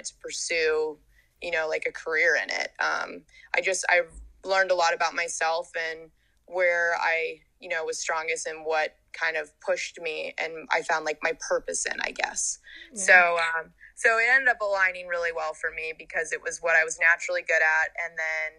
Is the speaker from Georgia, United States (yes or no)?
yes; Georgia, United States; moved away as an adult; also born or lived in Hawaii; I'm a diver. I'm from Georgia and I went to the University of Hawaii to dive